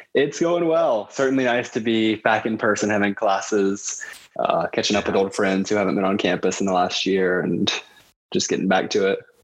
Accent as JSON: {"language": "English", "area": "Lumpkin County", "region": "Georgia", "country": "United States", "tie": "born or raised there", "also_born_or_lived": "Atlanta", "said": "growing up in Lumpkin County"}